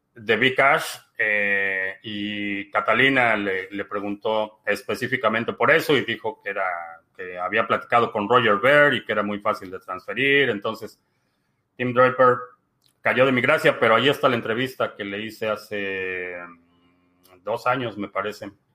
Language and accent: Spanish; Mexico; nací y crecí en México